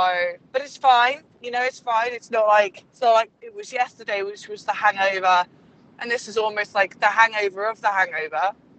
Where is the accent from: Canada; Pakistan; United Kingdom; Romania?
United Kingdom; England; I am English.